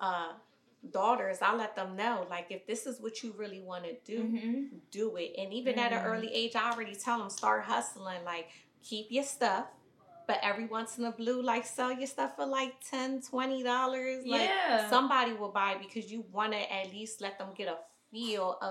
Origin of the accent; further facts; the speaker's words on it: Camden, New Jersey, United States; I'm not born and raised in Philly. I'm born and raised in Camden, New Jersey.